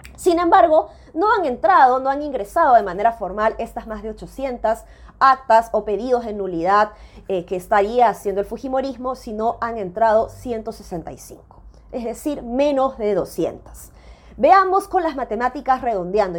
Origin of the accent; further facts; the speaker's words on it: Peru; nosotros mismos como peruanos